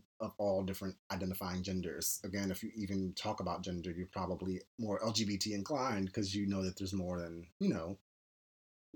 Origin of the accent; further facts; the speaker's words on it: Philadelphia, Pennsylvania, United States; we're from Philly.